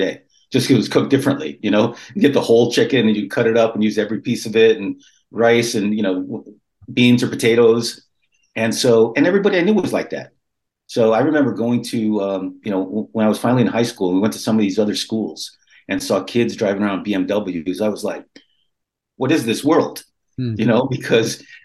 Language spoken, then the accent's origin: English; Los Angeles, California, United States; also born or lived in New York City; I was born here in L.A. I grew up in Highland Park.